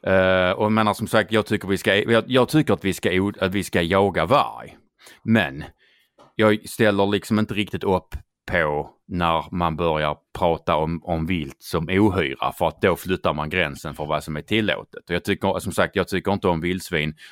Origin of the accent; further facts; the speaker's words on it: Skåne, Sweden; accent: Scanian; jag är ju skåning